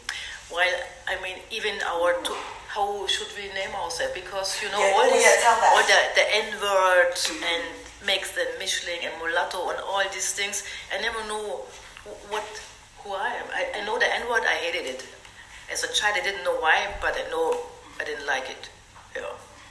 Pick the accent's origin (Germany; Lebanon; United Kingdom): Germany; English is a second language; stories of Black women growing up in Germany, like me, almost the same stories